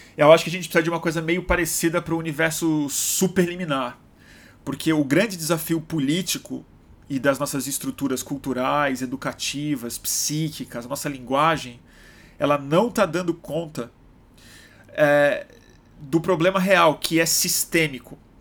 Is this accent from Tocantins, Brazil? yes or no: no; Rio de Janeiro, Brazil; moved away; voltando pro Rio, esse essa cidade querida, minha cidade natal